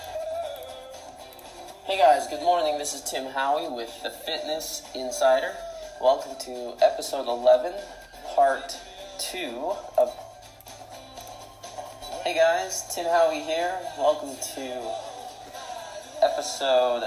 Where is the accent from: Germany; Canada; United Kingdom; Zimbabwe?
Canada; Calgary, Alberta; I am 26 years old, born and raised in Calgary, Alberta, Canada